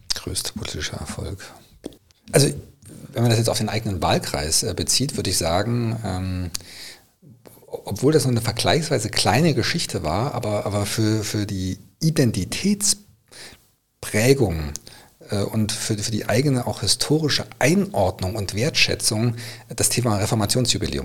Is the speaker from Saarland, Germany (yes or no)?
no; Bad Salzungen, Thuringia, Germany; in Thüringen, in meiner Heimatstadt Bad Salzungen